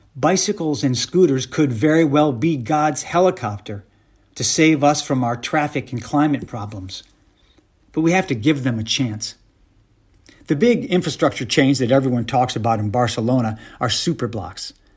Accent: Michigan, United States; moved away as an adult; also born or lived in New York City; now in Los Angeles, United States; I was born and raised in Michigan in the 1960s

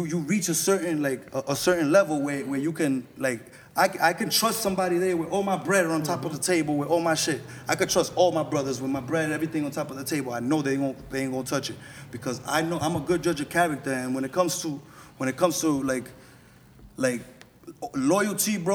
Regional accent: New York City, New York, United States; first language English; I'm from Corona

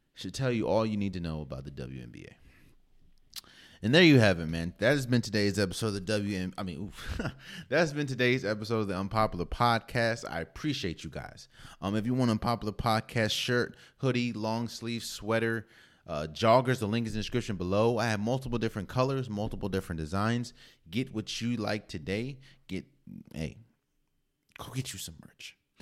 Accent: Maryland, United States; I'm from Maryland

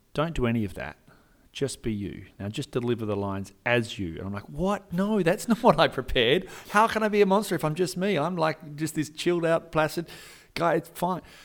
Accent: Perth, Western Australia, Australia; I'm an actor from Perth, Western Australia

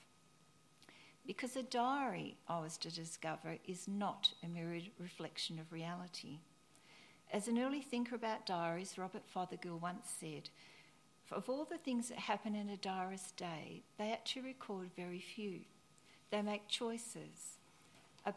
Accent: near the Yarra Ranges, Victoria, Australia; my hometown, near the Yuyang Ranges in Victoria

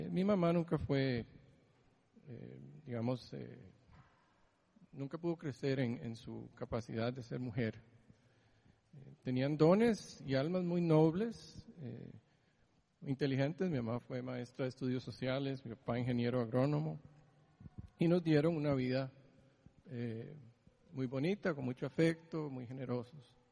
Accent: Greece; born there; Yo nací en Grecia. Eh, hace demasiado tiempo.

